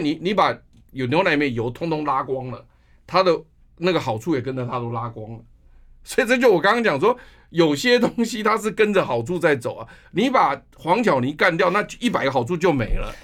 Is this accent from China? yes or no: no; Taiwan; 我们台湾人